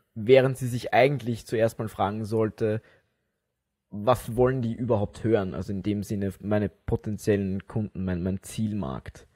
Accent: Wiener Neustadt, Lower Austria, Austria; in Wiener Neustadt, wo ich herkomme

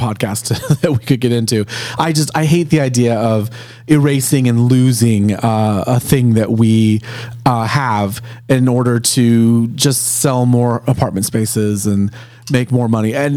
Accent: California, United States; moved away as an adult; now in Philadelphia, United States; I'm originally from California. I moved here about 9 years ago now

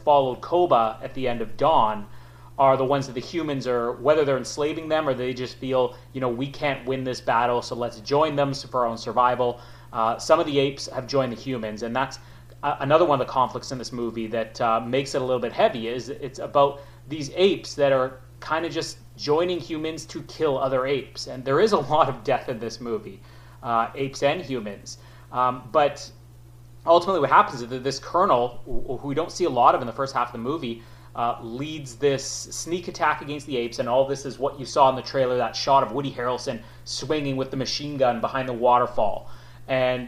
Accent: Canada; as a Canadian

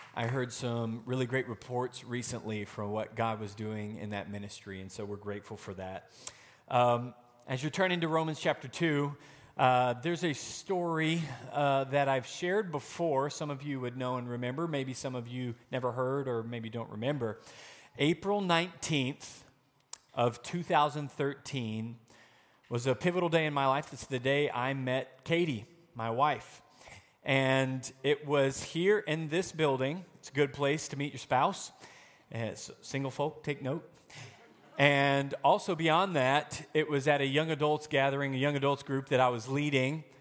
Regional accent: Arkansas, United States; moved away; also born or lived in Wisconsin; I'm the idiot from Arkansas

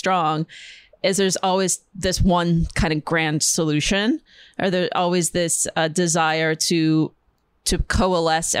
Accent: Upper Peninsula of Michigan, United States; also born or lived in Milwaukee; now in New York, United States; I'm from Upper Michigan

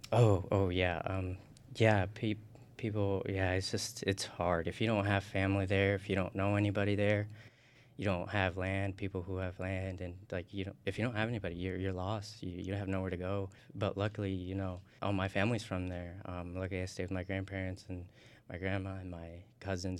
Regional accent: Indiana, United States; moved away as an adult; also born or lived in Tocoa, Colón, Honduras; now in Illinois, United States; grew up in Indiana, you know, went to um, primary school here and went through high school here

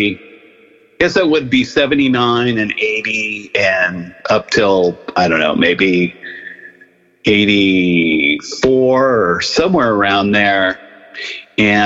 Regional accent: San Mateo, California, United States; moved away as an adult; also born or lived in San Francisco; now in Nashville, United States; I grew up in the peninsula, or on the peninsula

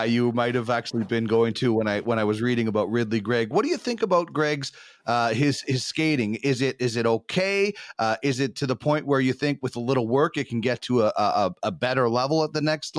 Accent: Brandon, Manitoba, Canada; growing up in the Weed City

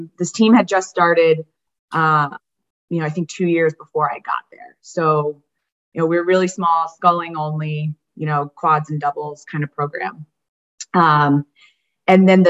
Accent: West Chester, Pennsylvania, United States; moved away as an adult; also born or lived in New Jersey / California / Ohio / Boston; I grew up outside Philadelphia in Westchester, Pennsylvania

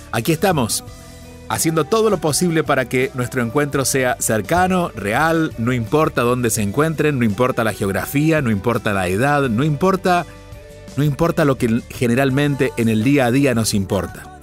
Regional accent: Argentina; mi pueblo, en Argentina

